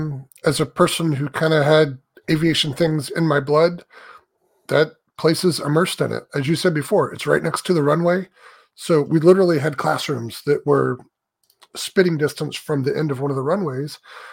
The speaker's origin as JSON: {"language": "English", "area": "near Embry-Riddle", "region": "Florida", "country": "United States", "tie": "born or raised there", "said": "I grew up not far from there, so I had all of my hometown connections"}